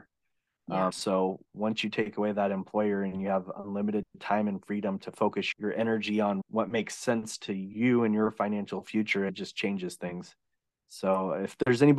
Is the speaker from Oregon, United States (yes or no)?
yes; Oregon, United States; now in California, United States; I grew up in Oregon